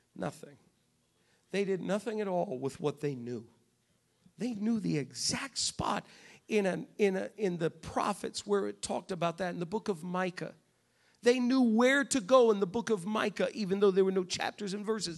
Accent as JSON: {"language": "English", "region": "New England", "country": "United States", "said": "I'm from New England"}